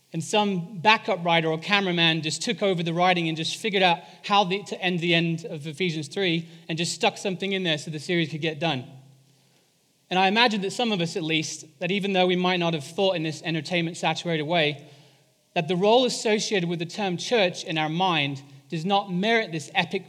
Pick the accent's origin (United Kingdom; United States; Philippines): United Kingdom; England; moved away; I am English